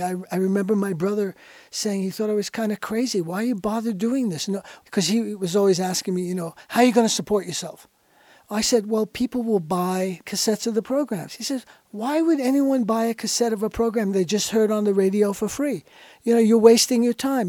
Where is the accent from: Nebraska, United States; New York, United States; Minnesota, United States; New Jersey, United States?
New York, United States; I was born in New York in nineteen forty-five